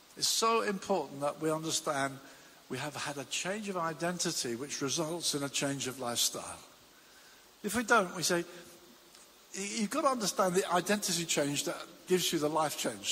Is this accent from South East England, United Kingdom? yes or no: yes; Brighton, South East England, United Kingdom; I used to commute from my hometown of Brighton to London every day